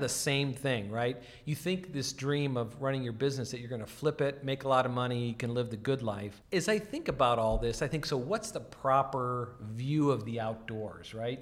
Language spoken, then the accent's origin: English; the Dakotas, United States; I grew up in the Dakotas